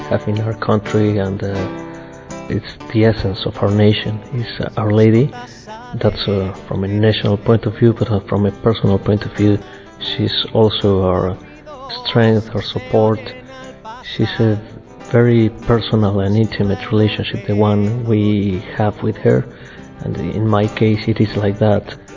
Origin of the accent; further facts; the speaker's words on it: Mexico; I'm from Mexico, uh, where Our Lady of Guadalupe exactly is from.